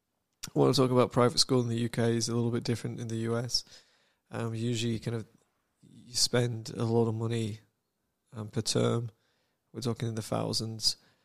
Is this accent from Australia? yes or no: no; Samoa; "Oh yeah, I'm from Samoa,"